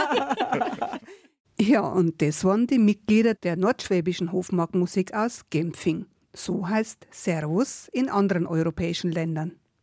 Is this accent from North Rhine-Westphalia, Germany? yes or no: no; Upper Palatinate, Bavaria, Germany; Als gebürtige Oberpfälzerin war ich ja sozusagen eine Nachbarin.